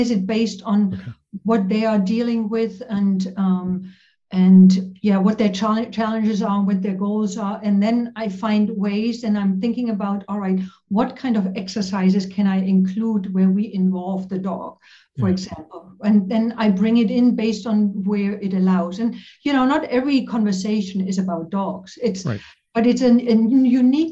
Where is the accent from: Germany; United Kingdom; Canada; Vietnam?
Germany; East Germany; English is a second language; moved away as an adult; I grew up in East Germany, behind the wall